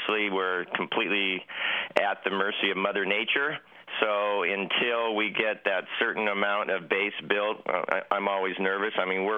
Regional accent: San Diego, California, United States; also born or lived in Rossland, British Columbia; I'm actually a San Diego native, San Diego, California, in Solana Beach, California, as we talk right now, and I have a home in Roslyn, British Columbia, so I split my time between both San Diego and Roslyn, British Columbia.

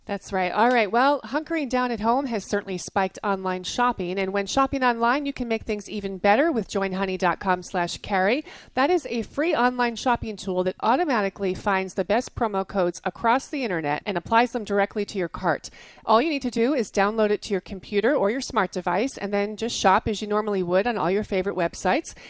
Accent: New Jersey, United States; I grew up in New Jersey

